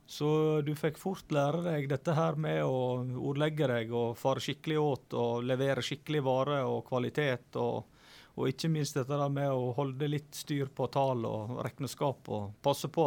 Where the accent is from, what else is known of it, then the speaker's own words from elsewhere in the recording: Flo, Vestland, Norway; Så ja, eh, florene de er rappkjafta, og det er ofte mye gode historier.